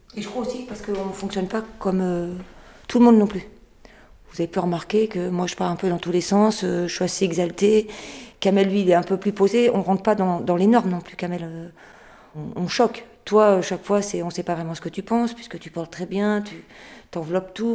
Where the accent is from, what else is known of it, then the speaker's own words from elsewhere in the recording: France; Je suis française